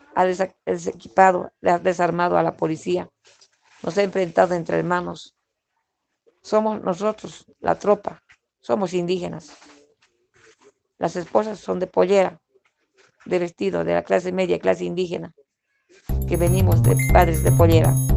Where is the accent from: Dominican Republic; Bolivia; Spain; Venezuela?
Bolivia; Todos los días estamos viviendo acá en Bolivia